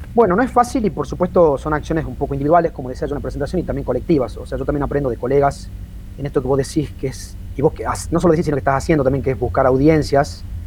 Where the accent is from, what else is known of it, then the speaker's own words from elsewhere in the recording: Tucumán, Argentina; yo como tucumano, a ver, tucumano pero historiador argentino